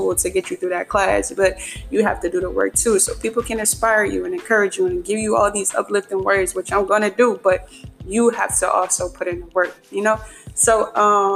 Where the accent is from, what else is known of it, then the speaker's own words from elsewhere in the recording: Philadelphia, Pennsylvania, United States; I'm from Philadelphia, Pennsylvania, home of the Super Bowl champions, Philadelphia Eagles